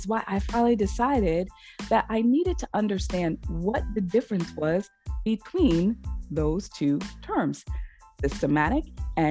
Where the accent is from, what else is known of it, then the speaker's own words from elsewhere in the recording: New York, United States; moved away as an adult; also born or lived in Boston, Massachusetts; I'm born and raised, New York is, you know, my home state, but at some point I moved to Massachusetts, specifically to Boston